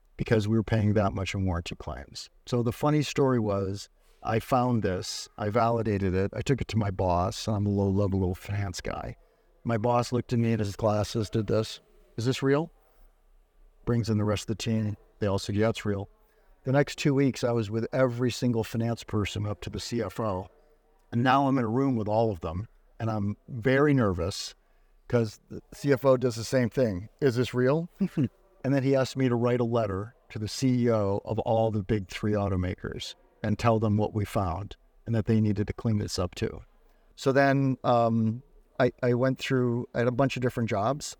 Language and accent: English; Detroit, Michigan, United States; I grew up in Detroit